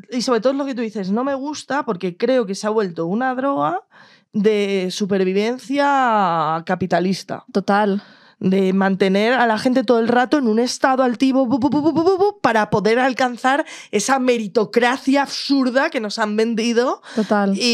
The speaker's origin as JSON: {"language": "Spanish", "town": "Madrid", "region": "Community of Madrid", "country": "Spain", "said": "No, yo soy de Madrid, pero la no me pone que soy de Barcelona."}